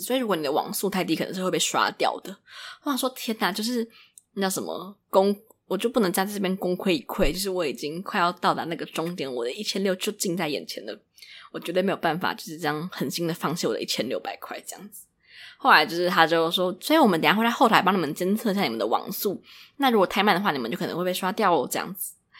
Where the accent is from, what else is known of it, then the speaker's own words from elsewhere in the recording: Taiwan; accent: Taiwanese; 我讲话就是非常有台湾腔调